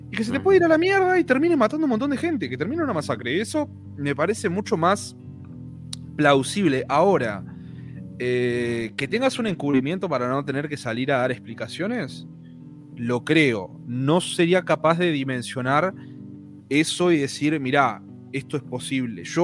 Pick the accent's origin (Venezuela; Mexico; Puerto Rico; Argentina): Argentina